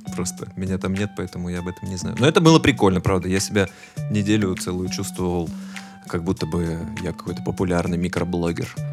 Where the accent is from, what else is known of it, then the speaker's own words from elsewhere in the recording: Volgograd, Volgograd Oblast, Russia; мы оба выросли в Волгограде